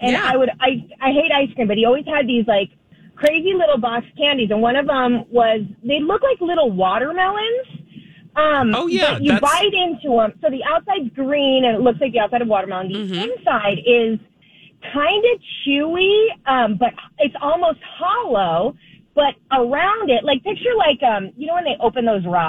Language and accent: English; California, United States; moved away; So I'm from the West Coast. I'm from California.